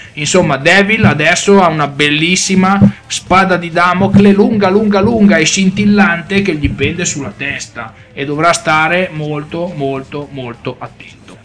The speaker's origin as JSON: {"language": "Italian", "town": "Milan", "region": "Lombardy", "country": "Italy", "said": "io vengo da Milano e di nebbia me ne intendo"}